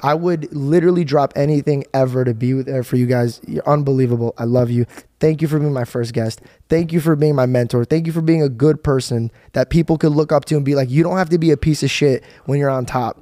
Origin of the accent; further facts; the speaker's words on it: Arizona, United States; my hometown, Arizona